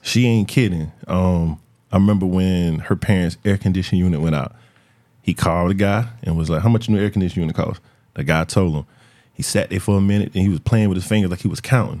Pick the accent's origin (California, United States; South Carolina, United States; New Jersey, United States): South Carolina, United States; Florence; I'm from Florence, my people from Darlington, my people from Florence.